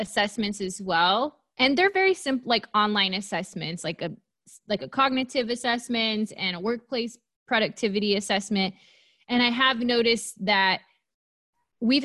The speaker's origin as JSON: {"language": "English", "region": "Southern California", "country": "United States", "tie": "born or raised there", "said": "I was born and raised here in Southern California"}